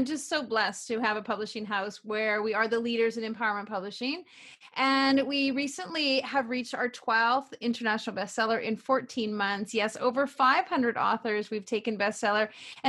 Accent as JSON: {"language": "English", "country": "Canada", "tie": "born or raised there", "also_born_or_lived": "Vancouver", "said": "Well, you know, I'm a typical small town girl. I grew up in Canada and I never fit into my small town. And 10 days after I graduated from high school, I moved to the big city. I lived in Vancouver for 21 years."}